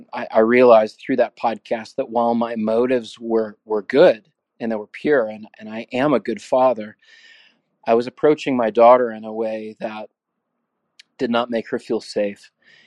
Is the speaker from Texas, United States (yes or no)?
yes; San Antonio, Texas, United States; I'm from San Antonio, Texas.